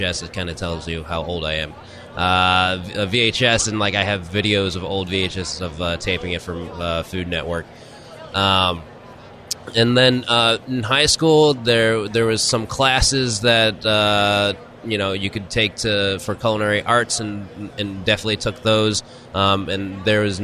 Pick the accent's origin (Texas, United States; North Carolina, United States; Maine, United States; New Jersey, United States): Texas, United States; Houston; I'm originally from Houston